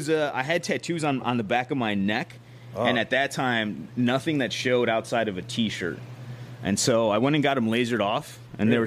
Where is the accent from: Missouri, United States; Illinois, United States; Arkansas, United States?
Illinois, United States; Chicago; So I grew up in Pilsen. So if anybody who knows Chicago, Pilsen in the past, so now it's gentrified.